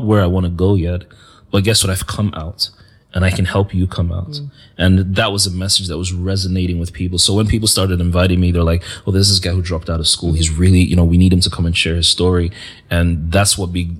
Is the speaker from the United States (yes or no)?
no; Nigeria; as a Nigerian, as Christian